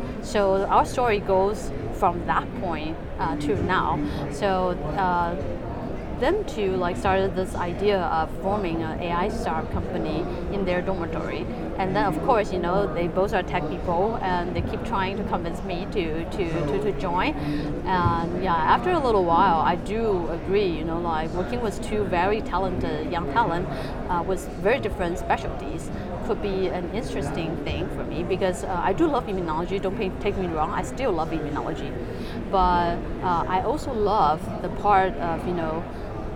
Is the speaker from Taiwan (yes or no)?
yes; Taipei, Taiwan; moved away as an adult; also born or lived in United States; So I was born and raised in Taiwan, Taipei, and grew up there, did my undergrad there as well.